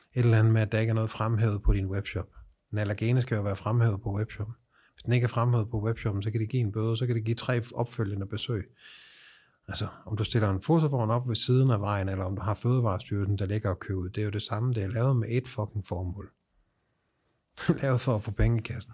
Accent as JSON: {"language": "Danish", "country": "Denmark", "moved": "as an adult", "lives_now": "Sweden", "said": "Jeg er dansker"}